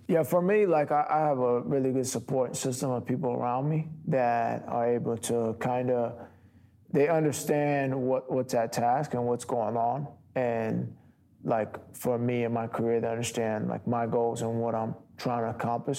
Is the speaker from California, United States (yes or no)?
no; Long Island, New York, United States; moved away as an adult; also born or lived in Milwaukee; I'm from New York, Long Island area